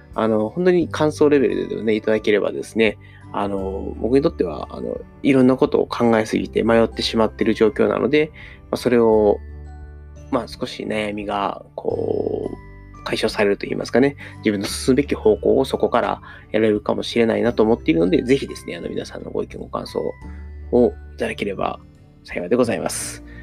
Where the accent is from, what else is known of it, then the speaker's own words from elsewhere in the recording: Taishi, Osaka, Japan; 僕の地元があの、聖徳太子のお墓があるって言われてる、あの、大阪府南河内郡太子町っていうところで